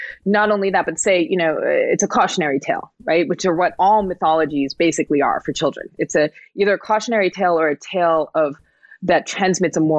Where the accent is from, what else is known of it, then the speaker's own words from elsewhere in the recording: New Jersey, United States; I was born in New Jersey to, you know, immigrant parents